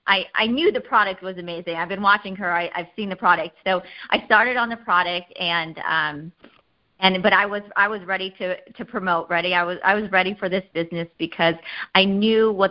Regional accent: Iowa, United States; I'm from Iowa

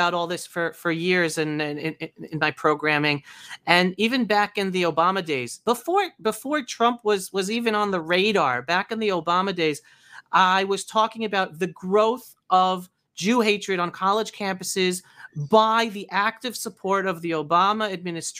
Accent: New York City, New York, United States; I grew up in New York City in the 70s and 80s, and I was married in New York City in the 90s

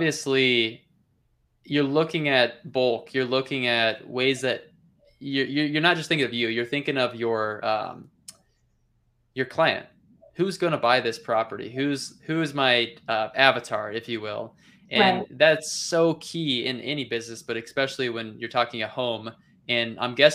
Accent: Midwest, United States; I'm coming from the Midwest

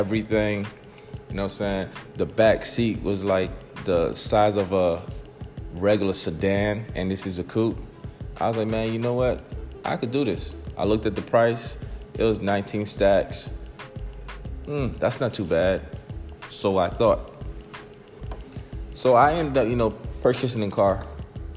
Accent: New Jersey, United States; moved away as an adult; I was from Jersey.

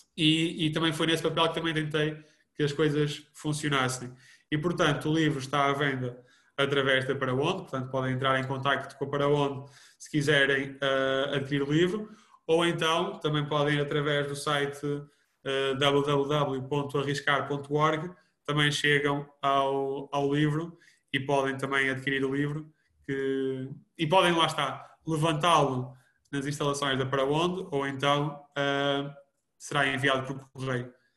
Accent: Vouzela, Centro, Portugal; also born or lived in Porto; para Vouzela, para a minha terra de natal

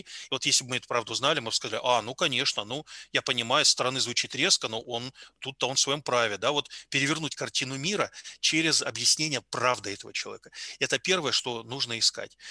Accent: Yalta, Crimea, Ukraine; now in Tomsk, Russia; я родом из Ялты

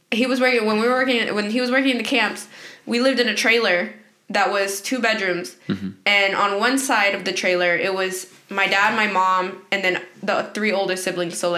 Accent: Guanajuato, Mexico; no, I'm from Guanajuato. Um, it's actually a rancho. It's closer to San Felipe, Guanajuato, and then on the other side is Leon.

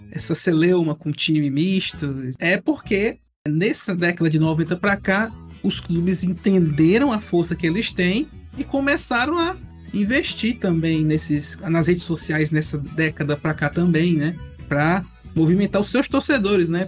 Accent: Ceará, Brazil; Se você não sabe, eu sou do Nordeste, sou do Ceará

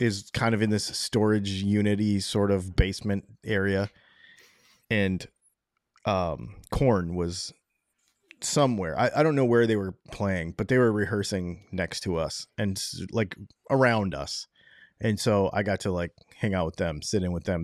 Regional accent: Michigan, United States; moved away; also born or lived in New York; I'm actually from, um, Michigan

